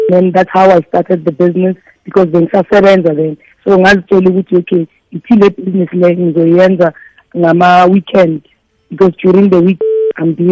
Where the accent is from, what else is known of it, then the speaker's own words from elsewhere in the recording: Vosloorus, Gauteng, South Africa; i'm from uh, the east rand efoslorus hmm. um, ngifunde lapho ngaqeda i-high school yam khona lapho